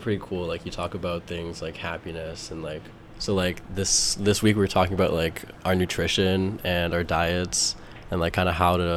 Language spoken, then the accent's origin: English; Toronto, Ontario, Canada; I am from Toronto.